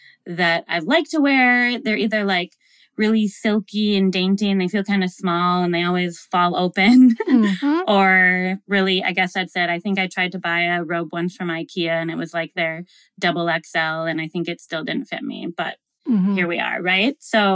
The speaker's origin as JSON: {"language": "English", "region": "Midwest", "country": "United States", "tie": "born or raised there", "said": "I grew up in the Midwest and I went to school in a really small town and like Walmart was the only thing."}